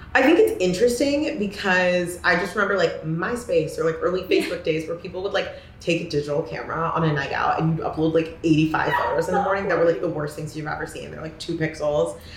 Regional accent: Corvallis, Oregon, United States; I grew up in Corvallis, Oregon

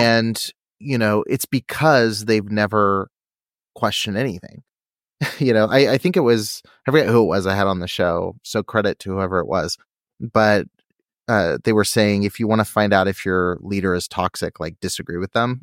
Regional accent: California, United States; I'm from California

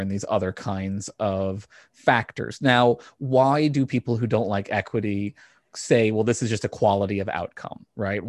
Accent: Virginia, United States; growing up in Virginia

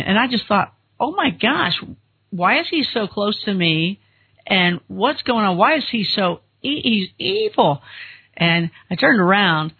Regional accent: Kentucky, United States; we're both from Kentucky

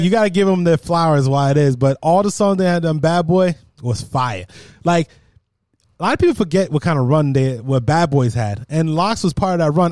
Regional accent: Jamaica; I'm Jamaican

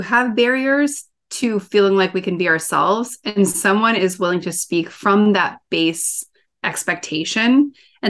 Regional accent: Midwest, United States; I grew up in the Midwest

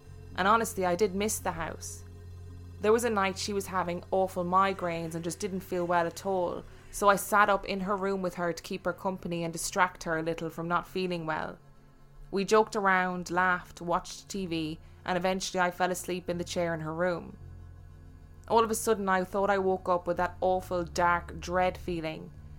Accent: Brooklyn, New York, United States; The house I grew up in is in Brooklyn.

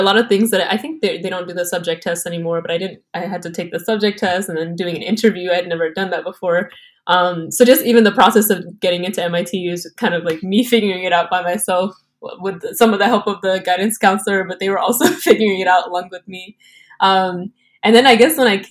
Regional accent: Texas, United States; I'm from Texas

